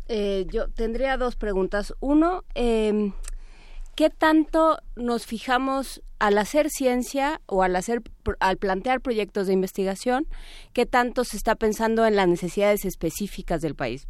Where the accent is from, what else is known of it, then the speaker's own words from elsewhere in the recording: Mexico; nos afecta en México y que tenemos que resolver como mexicanos